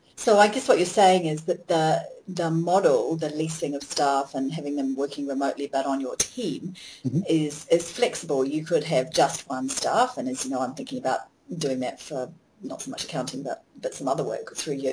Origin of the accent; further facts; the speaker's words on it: New Zealand; I'm a New Zealander, a Kiwi